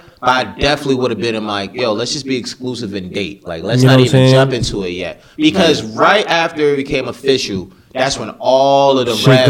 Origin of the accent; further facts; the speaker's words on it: Brooklyn, New York, United States; Yo, who said I'm from Westchester? I'm from Brooklyn.